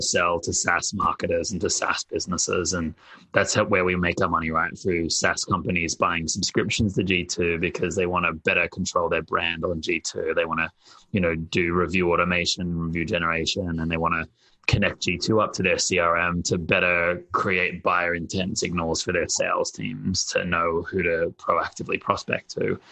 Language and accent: English; Australia; moved away as an adult; now in United States; I'm Australian and I grew up outside of the US, to be honest. So in Australia